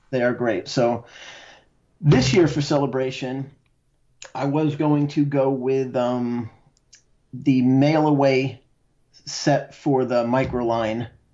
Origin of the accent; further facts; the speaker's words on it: Connecticut, United States; I'm from Connecticut